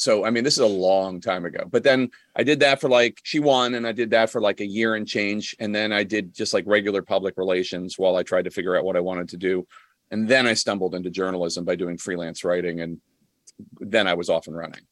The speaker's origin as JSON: {"language": "English", "town": "Philadelphia", "region": "Pennsylvania", "country": "United States", "tie": "born or raised there", "said": "I grew up in Philly"}